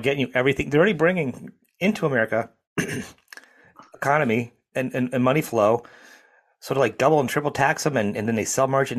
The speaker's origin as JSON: {"language": "English", "country": "United States", "said": "I'm an American."}